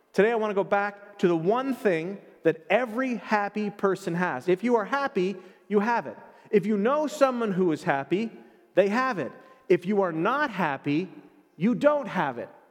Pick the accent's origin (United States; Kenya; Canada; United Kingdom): Canada; I was born in Canada. I am a Canadian citizen.